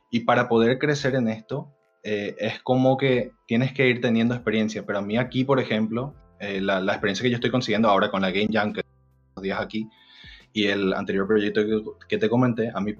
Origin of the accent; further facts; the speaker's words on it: Paraguay; now in Spain; yo soy de Paraguay, yo el gaming eh, está, no, crece mucho todavía por allá